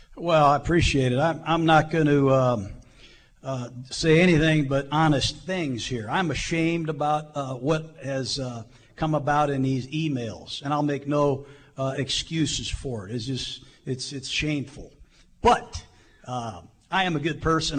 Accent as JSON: {"language": "English", "town": "Tampa", "region": "Florida", "country": "United States", "tie": "born or raised there", "moved": "yes", "said": "I grew up in Tampa"}